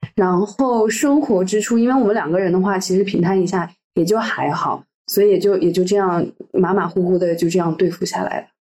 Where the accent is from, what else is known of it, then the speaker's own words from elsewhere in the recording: Henan, China; moved away as an adult; also born or lived in Shanghai / France / Paris; now in Geneva, Switzerland; 我是来自河南的一个很小的城市，所以，然后之后来的时候是在上海读大学，读了三，读了四年。然后后来来到法国，又是一个有一点小的南法的城市，然后在巴黎又做实习